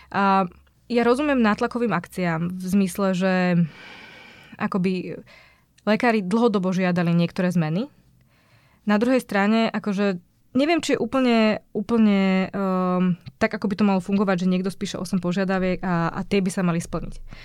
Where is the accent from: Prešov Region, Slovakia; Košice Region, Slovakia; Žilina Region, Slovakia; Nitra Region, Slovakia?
Žilina Region, Slovakia; Martin; Ja som z Martina